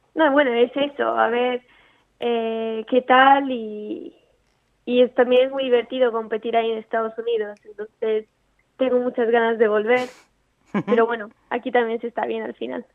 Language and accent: Spanish; Italy; now in Spain; Yo soy italiana, nací en Italia, pero me mudé a España hace nueve años